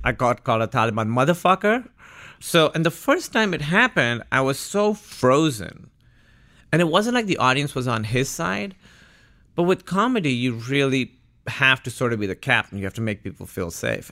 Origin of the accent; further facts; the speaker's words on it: Karachi, Sindh, Pakistan; moved away as an adult; now in United States; Born and raised in Karachi, Pakistan. I was there till I was eighteen.